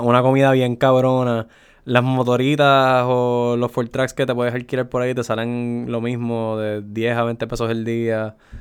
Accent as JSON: {"language": "Spanish", "country": "Puerto Rico", "said": "somos de Puerto Rico"}